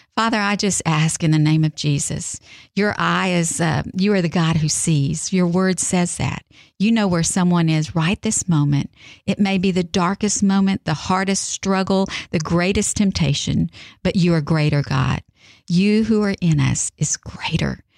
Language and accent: English; South Texas, United States; now in Mississippi, United States; I'm from South Texas and I moved here